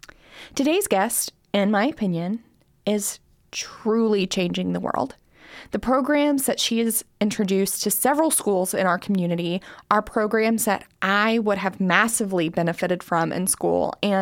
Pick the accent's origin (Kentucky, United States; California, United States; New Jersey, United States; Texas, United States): Kentucky, United States; accent: Appalachian; So I was raised in Harlan County, Kentucky, which very Eastern.